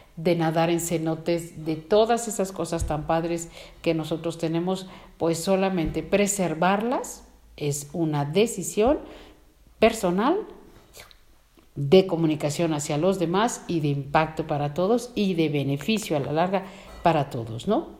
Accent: Mexico; como mexicanos

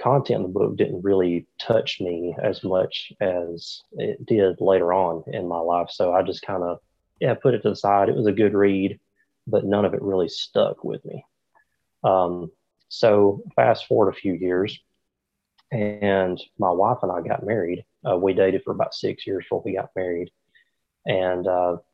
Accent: Haleyville, Alabama, United States; accent: Southern; I live in Haleyville, Alabama. It's a very, very small town in the South. And if you, can tell by my accent, I am definitely from the South. So I love it down here. I've lived here all my life

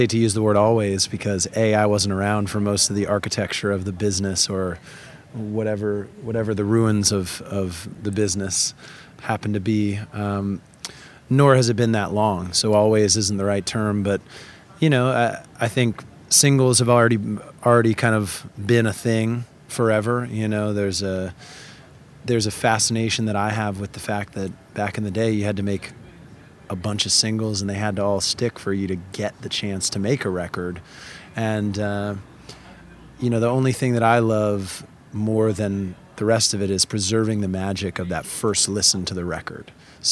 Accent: Vermont, United States; also born or lived in Connecticut; I'm from Connecticut in the sense that I was born in Connecticut. A lot of my family is from there. Both of my parents grew up there. But I did most of my growing up in Vermont.

